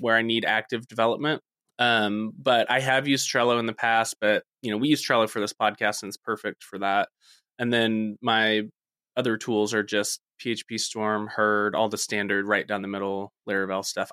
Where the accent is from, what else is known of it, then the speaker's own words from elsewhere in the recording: Texas, United States; I am from Texas